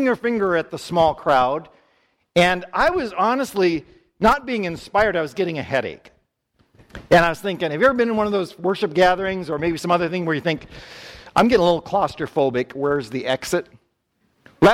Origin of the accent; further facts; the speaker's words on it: Wisconsin, United States; I grew up in church in Wisconsin